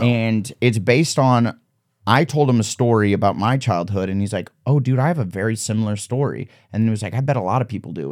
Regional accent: Omaha, Nebraska, United States; moved away as an adult; also born or lived in Waterloo, Iowa; now in Los Angeles, United States; I grew up in Wadley, Iowa till I was ten, and then we moved to Omaha, and then I, till high school, and then after I graduated, I moved to, uh, L A.

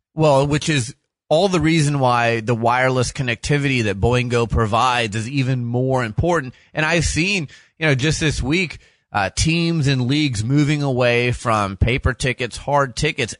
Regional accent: Phoenix, Arizona, United States; I'm a native Phoenician born and raised in Phoenix, Arizona

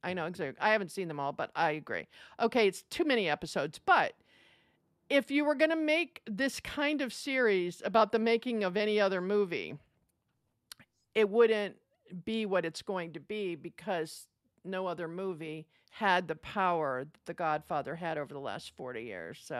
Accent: United States; as an American

